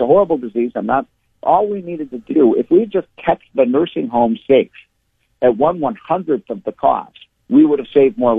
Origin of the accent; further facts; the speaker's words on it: Chicago, Illinois, United States; I'm from Chicago